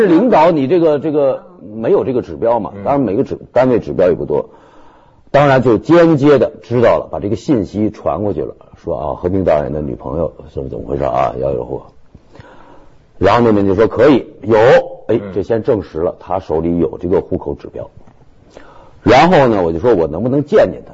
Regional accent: Beijing, China; 我是北京的户籍

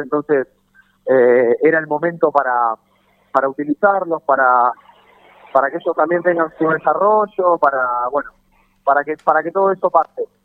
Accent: Lanús, Buenos Aires Province, Argentina; no nací acá, no, no me crié acá, soy de Lanús

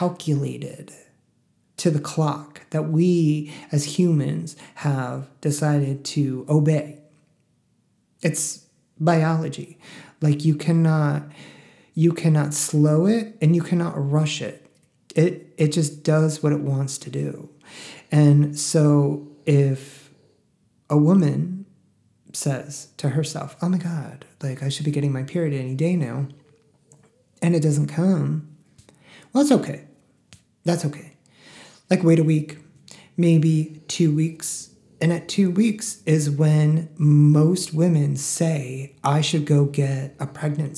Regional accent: the Northeast, New York, United States; now in Texas, United States; I'm from the Northeast

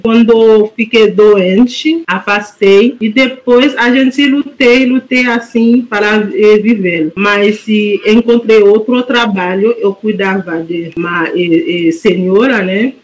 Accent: Haiti; Portuguese is a second language; moved away as an adult; now in Porto Alegre, Brazil; Eu vim do Haiti, eu entrei em Porto Alegre em março de 2013

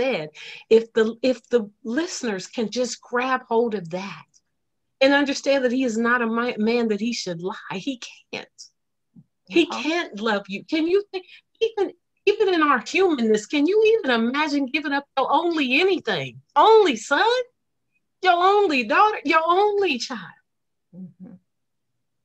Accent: Topeka, Kansas, United States; also born or lived in Leavenworth, Kansas; I'm from Topeka

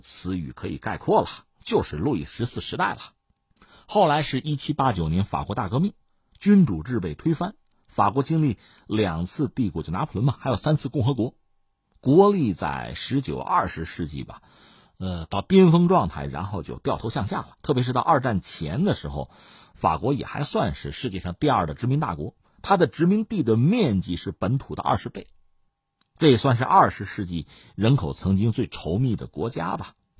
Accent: China; 我们中国人经常回忆起

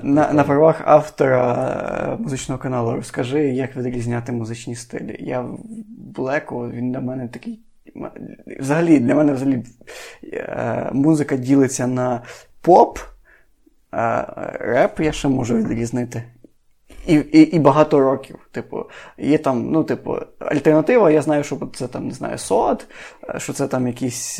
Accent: Lviv Oblast, Ukraine; я з Львівської області

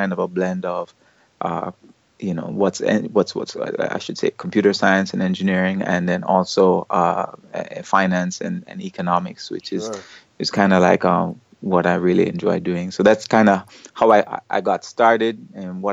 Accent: Jamaica; moved away as an adult; now in South Korea; It's really nice to be a Jamaican, especially in South Korea

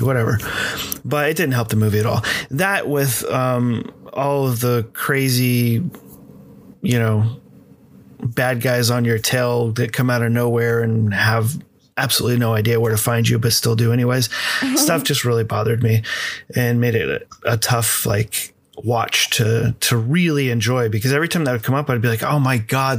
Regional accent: United States; me being American

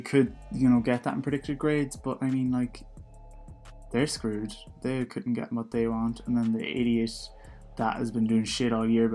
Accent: Donegal, Ulster, Ireland; I'm from Donegal

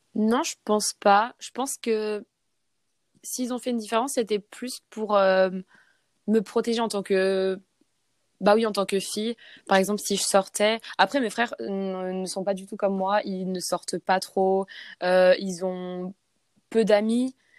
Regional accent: Saint-Raphaël, Provence-Alpes-Côte d'Azur, France; first language French; moved away as an adult; also born or lived in Sweden; now in New Zealand; je suis française, j'ai 24 ans et je viens du sud de la France, donc de Saint-Raphaël

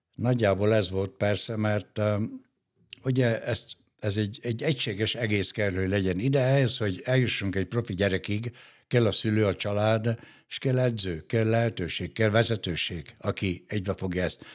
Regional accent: Gheorgheni, Harghita County, Romania; also born or lived in Dunaújváros, Hungary; now in Hungary; a Gyergyóba, a szülővárosomba

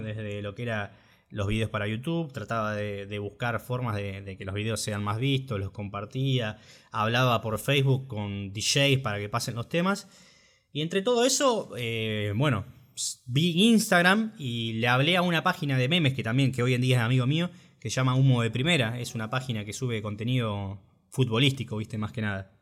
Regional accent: Junín, Buenos Aires Province, Argentina; moved away as an adult; now in La Plata, Argentina; yo en realidad soy de Junín, Junín, provincia de Buenos Aires. Bueno, me vine acá a La Plata a estudiar

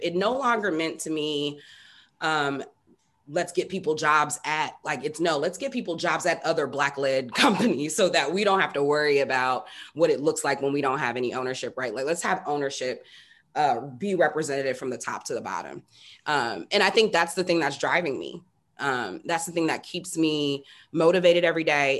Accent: Indianapolis, Indiana, United States; moved away as an adult; also born or lived in East Coast / West Coast; I'm born and raised in Indianapolis, Indiana, which is not the most exciting place in the world, but it is home.

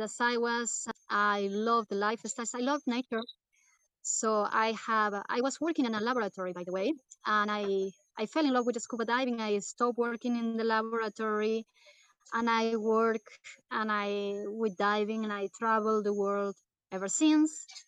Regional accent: South Region, Brazil; moved away; I am from Brazil, the south of Brazil.

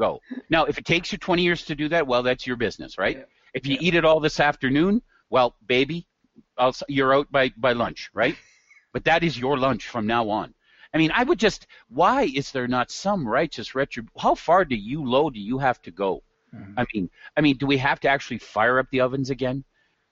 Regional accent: Red Deer, Alberta, Canada; I'm from Red Deer

